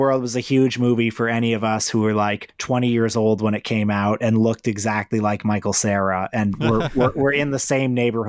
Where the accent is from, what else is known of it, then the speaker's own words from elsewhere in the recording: Canada; but as a Canadian.